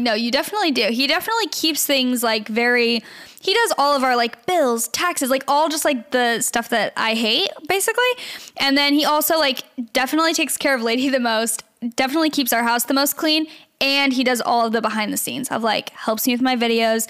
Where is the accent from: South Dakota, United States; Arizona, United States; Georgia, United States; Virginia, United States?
Arizona, United States; Gilbert; now in Los Angeles, United States; I'm from Gilbert, really? Arizona